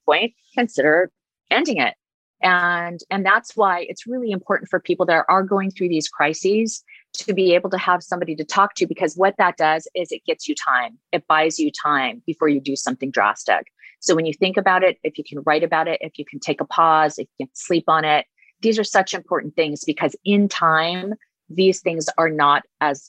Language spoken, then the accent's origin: English; Huntington Beach and San Diego, California, United States; I grew up in Huntington Beach and San Diego